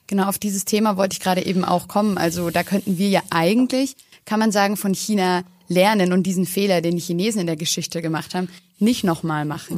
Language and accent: German; Germany; in Deutschland